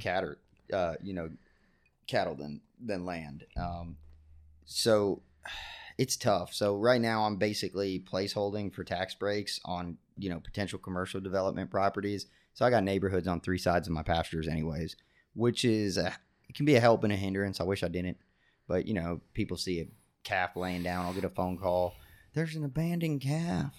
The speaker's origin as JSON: {"language": "English", "area": "Brevard County", "region": "Florida", "country": "United States", "tie": "born or raised there", "also_born_or_lived": "Glades County, Florida", "said": "I grew up in Brevard, uh, on the Indian River Lagoon"}